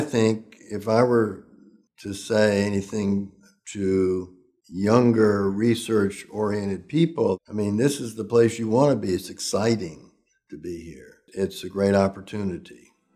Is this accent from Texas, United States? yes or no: no; Oldham County, Kentucky, United States; I was brought up in Kentucky, in Oldham County